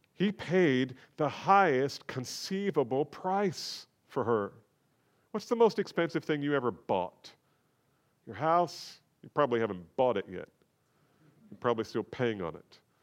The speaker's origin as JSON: {"language": "English", "country": "United States", "said": "we face as American believers"}